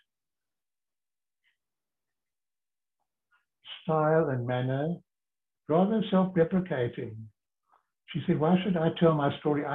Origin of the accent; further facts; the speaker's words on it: Cape Town, Western Cape, South Africa; accent: South African; moved away as an adult; also born or lived in London; I'm at boarding school, South African College School, Sachs. So I was Sachs from Sachs School. And I would, on Sundays, walk down, those who know Cape Town, the Government Avenue, catch the double-decker bus to Clifton, where my mom had a little kind of basement apartment.